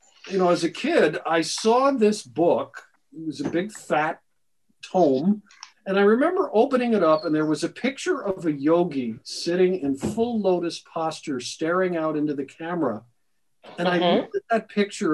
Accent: Troy, New York, United States; when I was a kid growing up in Troy, New York

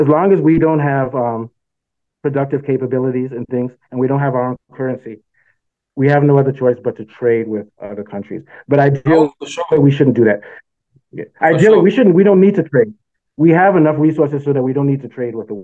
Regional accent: Nigeria; also born or lived in South Africa; now in Northern Virginia, United States; I'm from Nigeria

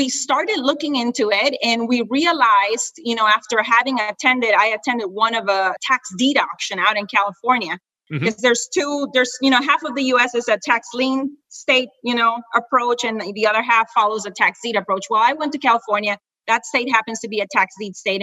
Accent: Honduras; moved away as an adult; now in United States; I am originally from Honduras. I'm an immigrant from Central America. I came here in 1995

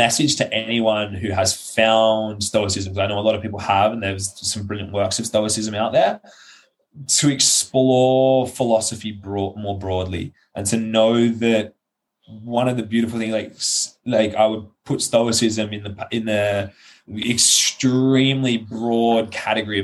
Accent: Australia; moved away as an adult; now in Iceland; as an Australian

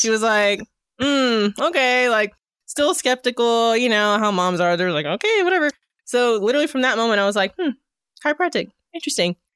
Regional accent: Edmond, Oklahoma, United States; moved away as an adult; also born or lived in Long Island, New York / Italy; now in Northwest Arkansas, United States; I grew up in Edmund

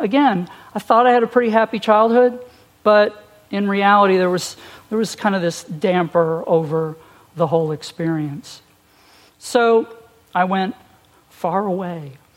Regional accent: Long Island, New York, United States; moved away; I was born and raised on Long Island, New York

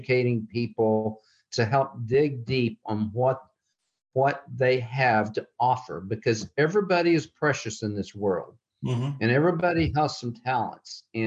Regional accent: Texas, United States; moved away as an adult; now in Iowa, United States; I'm still a Texan through and through

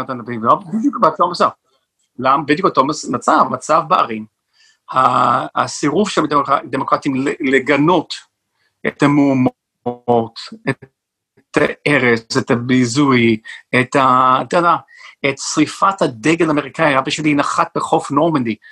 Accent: northern New Jersey, United States; now in Israel; יש לי הורים שעדיין גרים באותו בית, איפה שגדלתי, בצפון ניו ג'רזי

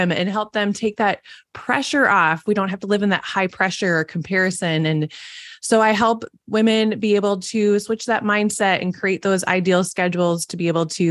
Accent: Minnesota, United States; accent: Minnesotan; I live in Minnesota, if you can tell by my Minnesotan accent

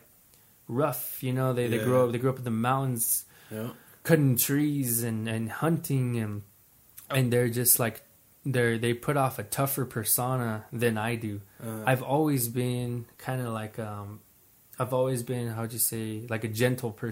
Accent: New Mexico, United States; I was born on my reservation

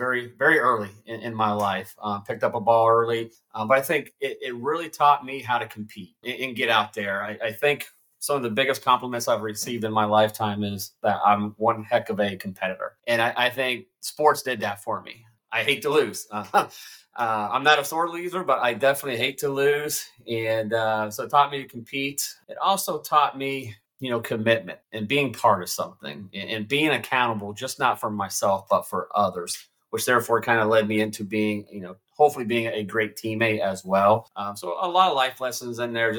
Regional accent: Fredericktown, Ohio, United States; also born or lived in Marysville, Ohio; born and raised in Fredericktown, Ohio

